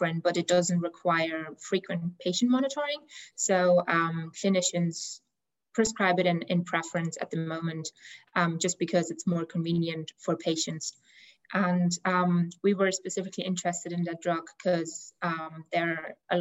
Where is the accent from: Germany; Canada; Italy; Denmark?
Germany; moved away as an adult; now in Dublin, Ireland; I'm originally from Germany